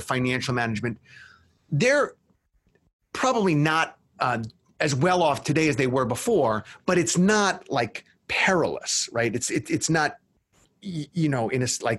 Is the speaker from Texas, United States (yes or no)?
no; New York, United States; my home state of New York